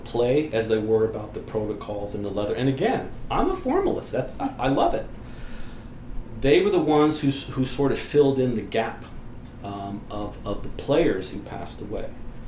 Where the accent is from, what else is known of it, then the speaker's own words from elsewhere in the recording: West Coast, United States; I'm primarily from the West Coast.